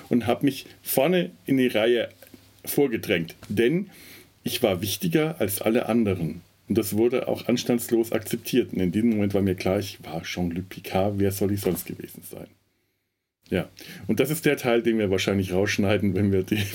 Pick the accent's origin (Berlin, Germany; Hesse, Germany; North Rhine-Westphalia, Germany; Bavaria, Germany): Bavaria, Germany; Werneck; Das Spannendste war tatsächlich diese Mischung aus, ein, aus, äh, aus Dubrovnik, Brüssel und meinem Heimatort Werneck.